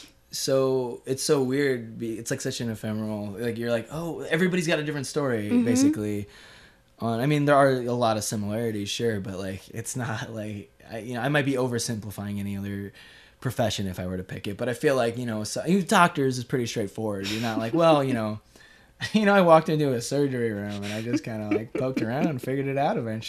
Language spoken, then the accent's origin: English; Leeds, Yorkshire and the Humber, United Kingdom; born there; I'm 24 and I was born in Leeds.